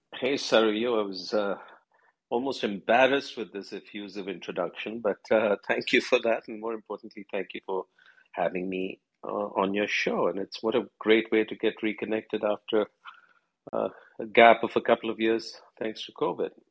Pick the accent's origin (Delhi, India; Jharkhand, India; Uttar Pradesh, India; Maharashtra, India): Delhi, India; New Delhi; I was born in Delhi, in New Delhi, in India.